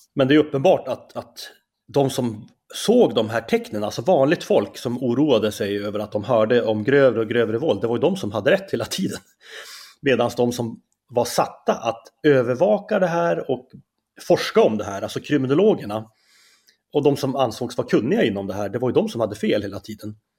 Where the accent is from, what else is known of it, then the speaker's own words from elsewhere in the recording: Skellefteå, Västerbotten County, Sweden; accent: Norrland dialect; moved away as an adult; also born or lived in Umeå; now in Stockholm, Sweden; jag är ju från Norrland, det kanske man hör på min dialekt direkt